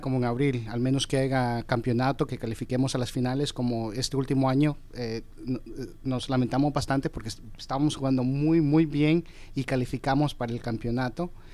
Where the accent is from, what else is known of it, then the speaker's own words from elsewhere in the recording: Houston, Texas, United States; moved away as an adult; also born or lived in Georgia; now in Atlanta, United States; yo me crié en Houston, Texas